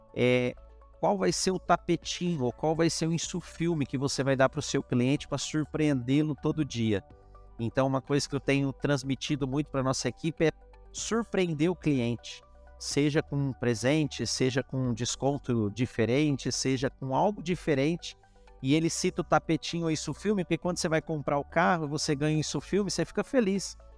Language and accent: Portuguese; interior of São Paulo, Brazil; eu sou do interior de São Paulo